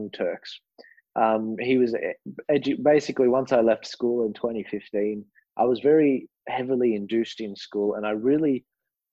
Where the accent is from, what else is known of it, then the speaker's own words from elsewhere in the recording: Australia; I'm an Australian